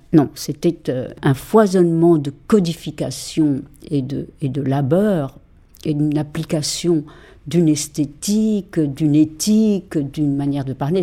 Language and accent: French; Mexico; moved away as an adult; also born or lived in Paris, France; now in France; j'ai été élevée au Mexique